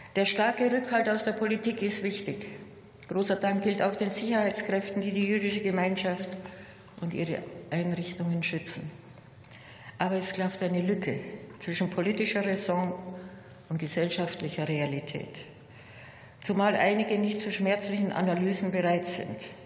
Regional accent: Munich, Bavaria, Germany; In meiner Heimatstadt bildet das jüdische Gotteshaus wieder eine Symbiose mit der Frauenkirche und dem Rathaus

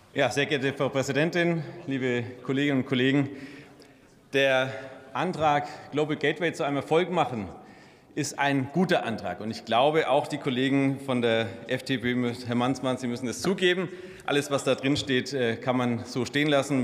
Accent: Germany; als Deutsche

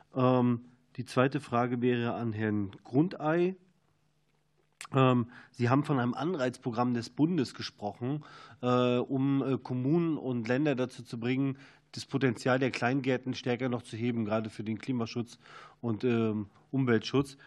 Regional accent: East Germany, Germany; Ich komme selber aus Ostdeutschland, aus dem ländlichen Raum

